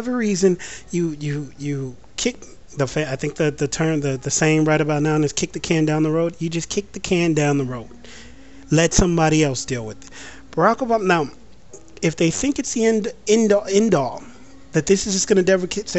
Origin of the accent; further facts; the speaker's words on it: United States; As an American